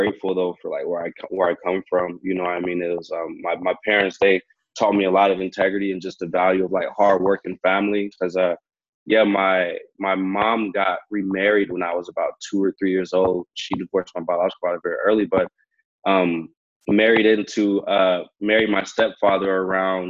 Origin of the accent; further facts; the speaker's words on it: Hayward, California, United States; now in Vancouver, Canada; I grew up in Hayward, California